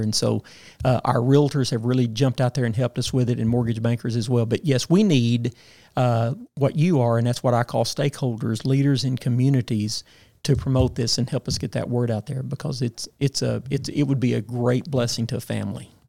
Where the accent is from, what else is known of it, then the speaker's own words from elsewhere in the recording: Paragould, Arkansas, United States; lived in my hometown all of my life.